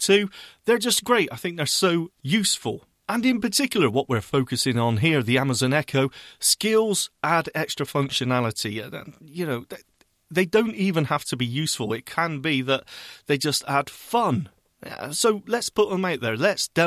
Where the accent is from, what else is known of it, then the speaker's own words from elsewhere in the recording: Bristol, South West England, United Kingdom; accent: Bristolian, slight farmer twang; now in Manchester, United Kingdom; I am from Bristol. I do have a slight farmer twang, I believe it's called.